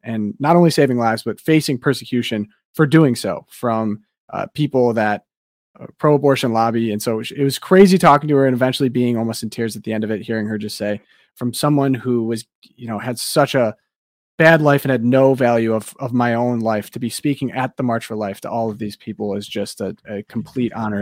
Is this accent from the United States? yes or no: yes; Detroit, Michigan, United States; I am from the Metro Detroit area